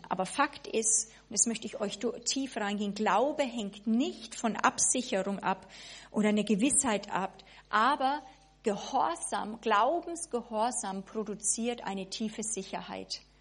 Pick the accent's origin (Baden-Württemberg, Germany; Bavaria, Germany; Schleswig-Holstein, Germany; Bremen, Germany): Bavaria, Germany; Also ich war ja Bayer, ja, sozusagen kam noch nie über die Mainlinie drüber hinaus.